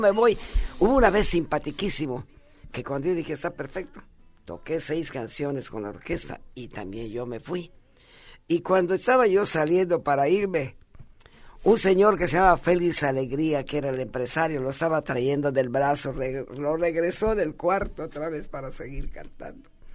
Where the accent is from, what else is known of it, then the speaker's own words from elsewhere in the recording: Mérida, Yucatán, Mexico; yo viví toda mi, mi niñez y mi adolescencia en Mérida